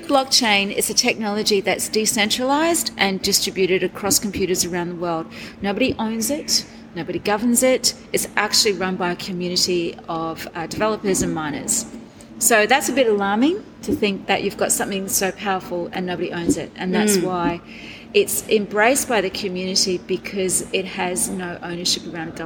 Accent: Brisbane, Queensland, Australia; I'm from Brisbane

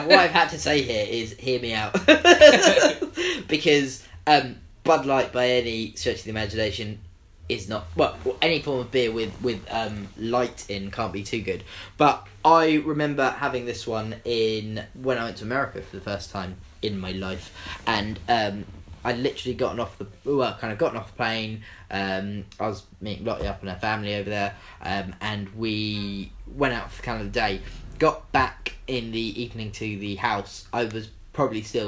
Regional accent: England, United Kingdom; I come from England

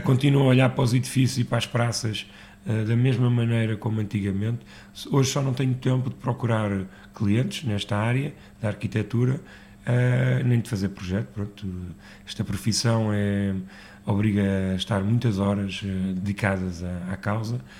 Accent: Lisbon, Portugal; eu nasci em Lisboa uh, e sempre tive o Alentejo em Lisboa

